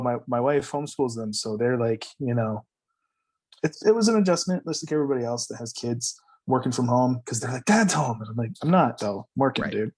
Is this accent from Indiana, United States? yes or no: no; High Point, North Carolina, United States; I grew up in High Point, North Carolina, which is the furniture capital of the world